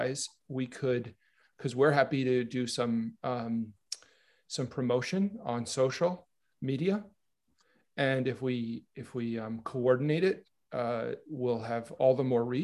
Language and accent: English; New York, United States; I'm from New York.